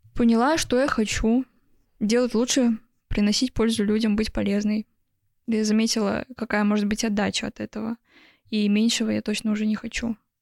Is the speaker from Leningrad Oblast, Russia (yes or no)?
yes; Vsevolozhsk, Leningrad Oblast, Russia; Я просто родилась во Всеволожске